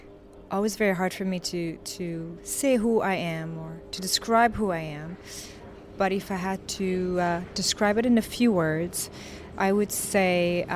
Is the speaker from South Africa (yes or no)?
no; Canada; also born or lived in New York; I'm also Canadian, where I've lived most of my life. I'm also a New Yorker, where I've lived a very long time